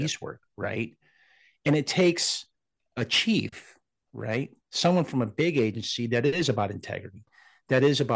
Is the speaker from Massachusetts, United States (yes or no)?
no; Los Angeles, California, United States; I'm from Los Angeles.